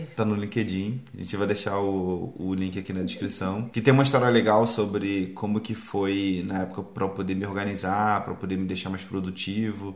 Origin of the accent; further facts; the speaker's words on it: Rio de Janeiro, Brazil; also born or lived in Seropédica; a gente é do Rio também, a gente não mora, não morava quando criança, sei lá, na Zona Sul